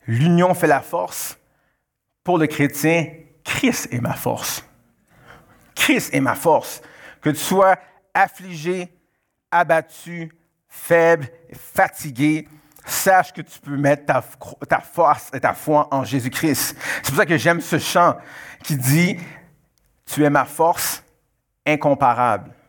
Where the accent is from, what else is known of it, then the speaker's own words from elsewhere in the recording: Canada; born there; je suis, euh, euh, d'origine haïtienne, je suis né au Canada, mais je suis d'origine haïtienne.